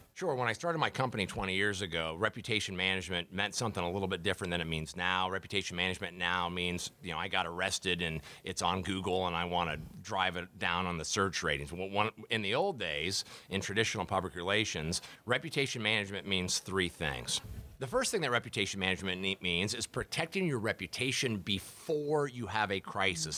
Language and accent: English; Dayton, Ohio, United States; moved away as an adult; also born or lived in Columbus, Ohio; now in Sarasota, United States; I'm originally from Ohio. I grew up in Dayton, Ohio